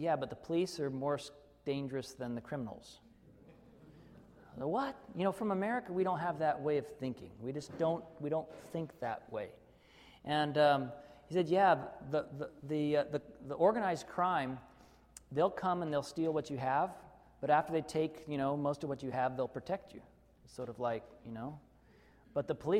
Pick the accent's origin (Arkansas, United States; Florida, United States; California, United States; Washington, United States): Arkansas, United States; I grew up in Arkansas, where we would go on vacation for a few weeks and never lock our house